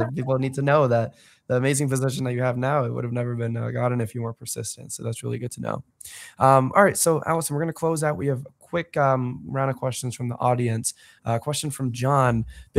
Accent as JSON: {"language": "English", "area": "the Bay Area", "region": "California", "country": "United States", "said": "I'm from the Bay, my family, New Orleans."}